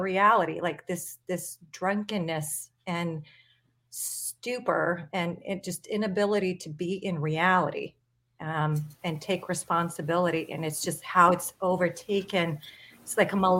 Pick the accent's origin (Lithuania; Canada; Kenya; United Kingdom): Lithuania; moved away; I grew up in Lithuania